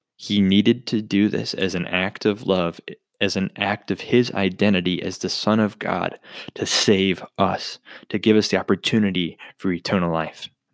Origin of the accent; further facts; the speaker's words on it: Bismarck, North Dakota, United States; Born and raised in Bismarck, North Dakota